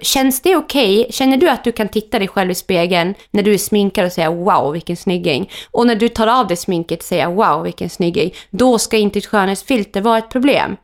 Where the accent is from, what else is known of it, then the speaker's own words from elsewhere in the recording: Germany; now in Sweden; där jag kommer från i Tyskland, de äldre är de viktiga i familjen.